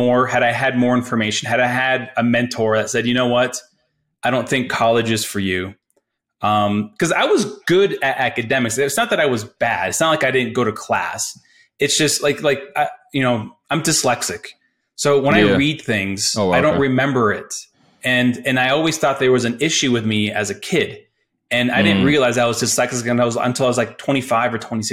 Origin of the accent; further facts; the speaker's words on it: Colorado, United States; I'm from Colorado, not from, but I grew up in Colorado, basically went to CU Boulder